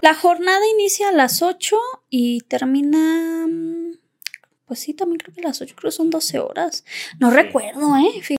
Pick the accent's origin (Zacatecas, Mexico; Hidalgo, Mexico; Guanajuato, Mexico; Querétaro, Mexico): Zacatecas, Mexico; yo soy originaria de Zacatecas